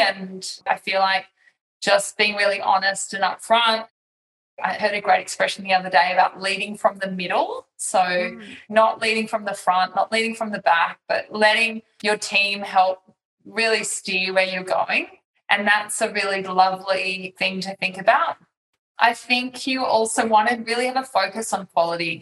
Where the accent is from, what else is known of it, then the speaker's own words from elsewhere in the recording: Australia; moved away as an adult; also born or lived in Singapore; I'm an Australian mum of three, and I now live in Australia, but I have spent 11 years of my life living as an expat in Singapore